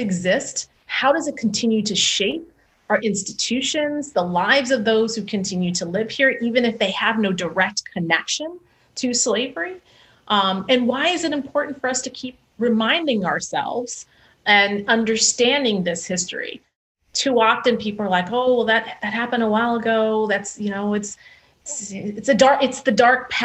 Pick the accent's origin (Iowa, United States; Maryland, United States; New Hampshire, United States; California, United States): California, United States; Chula Vista; I grew up 3 miles in Chula Vista, 3 miles from the border